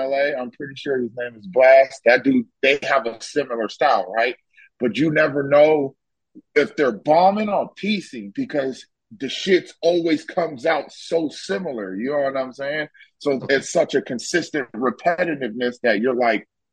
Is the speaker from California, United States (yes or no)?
yes; California, United States; moved away; also born or lived in Las Vegas; I am from California